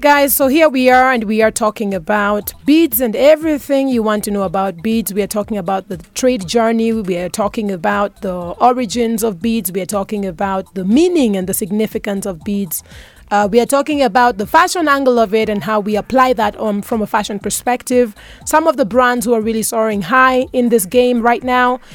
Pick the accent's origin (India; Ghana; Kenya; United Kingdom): Kenya; me being proudly Kenyan